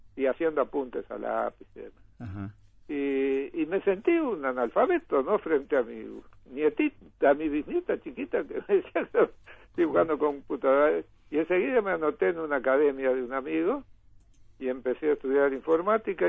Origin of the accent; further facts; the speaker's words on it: northern Uruguay, Uruguay; also born or lived in Montevideo; vos sos el norteño que venís con influencia de Brasil